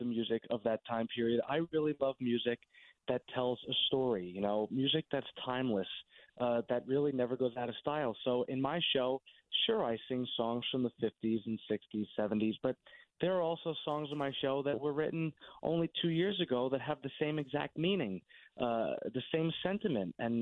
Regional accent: Somers, New York, United States; I grew up in Somers, New York, which is only 20 minutes from my show in Ridgefield.

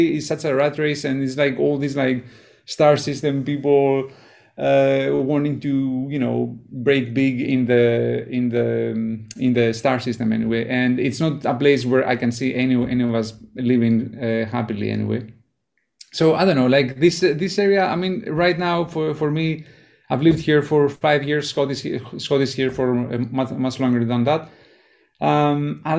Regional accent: Greece; also born or lived in Germany / Los Angeles; now in San Francisco Bay Area, United States; I was born in Greece and my family is from Greece, and I grew up there and then I left.

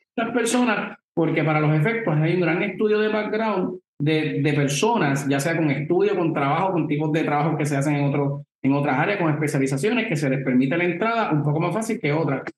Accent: Puerto Rico; nosotros como puertorriqueños

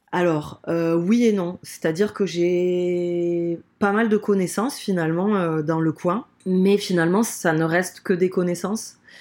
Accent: Toulouse, Occitania, France; accent: accent chantant du Sud; moved away as an adult; now in Bayonne, France; Moi, je suis originaire de Toulouse euh, ben, depuis toujours.

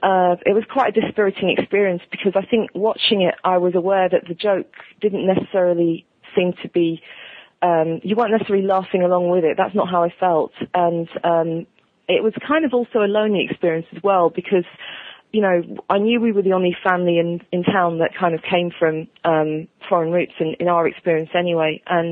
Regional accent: United Kingdom; as British viewers

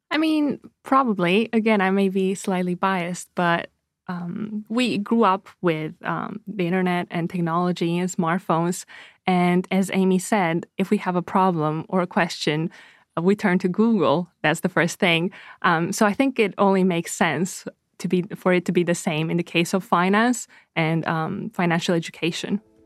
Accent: Romania; moved away; I'm originally from Romania

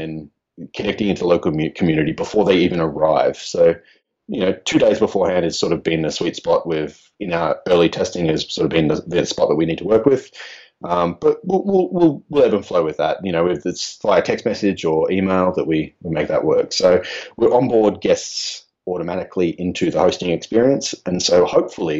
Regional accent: Australia; I'm Australian

